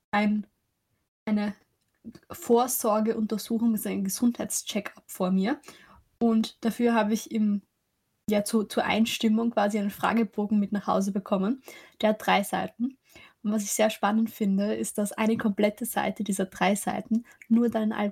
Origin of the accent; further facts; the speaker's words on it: Lower Austria, Austria; Ich meine, ich komme aus dem Weinviertel